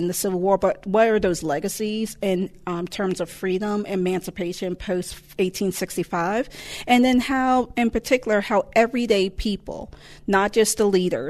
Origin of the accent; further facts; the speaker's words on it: Boston, Massachusetts, United States; now in Alabama, United States; I was born in Boston